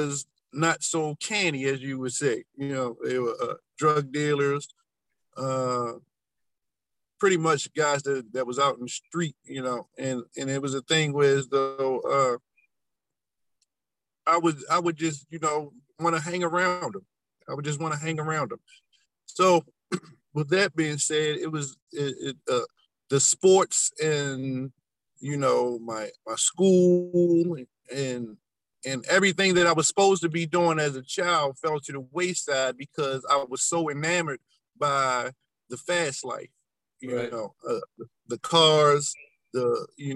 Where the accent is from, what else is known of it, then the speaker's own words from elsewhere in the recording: Baltimore, Maryland, United States; I grew up in Baltimore, Maryland, you know, on the west side